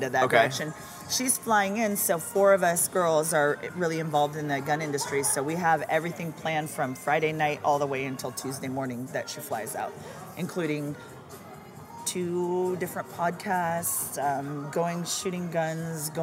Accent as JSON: {"language": "English", "country": "Cayman Islands", "tie": "born or raised there", "moved": "yes", "lives_now": "Las Vegas, United States", "said": "I was born in the Cayman Islands"}